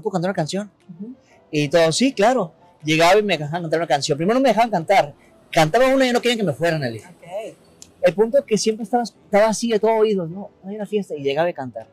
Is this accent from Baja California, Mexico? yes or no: yes; Tijuana, Baja California, Mexico; moved away as an adult; also born or lived in Mexico City; Nací en Tijuana, en la Francisco Villa.